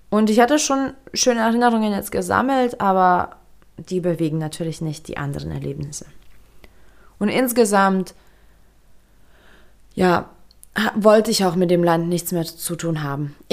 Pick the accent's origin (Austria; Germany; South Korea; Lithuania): Lithuania; Wie schon erwähnt, ich bin in Litauen aufgewachsen. Ich bin auch dort geboren und habe mich mein ganzes Leben dort fremd gefühlt.